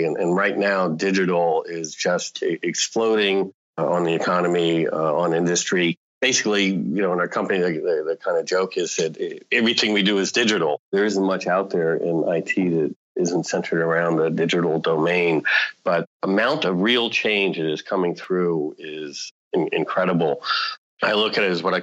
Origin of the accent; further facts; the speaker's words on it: Washington, District of Columbia, United States; I grew up in the Washington, D.C. area, growing up with politics and everything